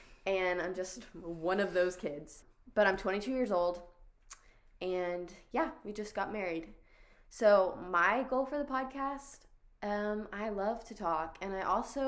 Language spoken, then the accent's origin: English; Arkansas, United States; We're both from Arkansas.